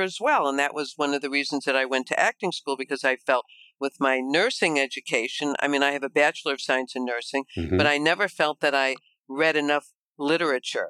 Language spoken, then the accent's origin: English; Chicago, Illinois, United States; you can probably tell with my accent that I am from Chicago, from the Midwest